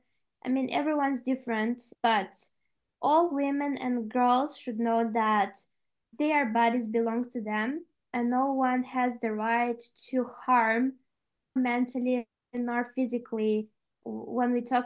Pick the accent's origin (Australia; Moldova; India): Moldova; moved away as an adult; now in Austria; being in my home country in Moldova